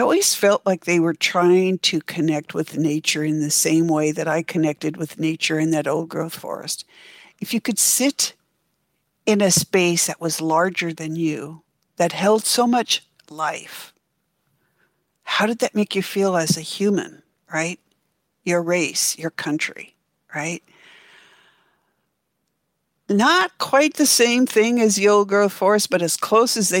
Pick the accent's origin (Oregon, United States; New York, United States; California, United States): Oregon, United States; now in Seattle, United States; I grew up in Oregon, and my family spent a lot of time on the Oregon coast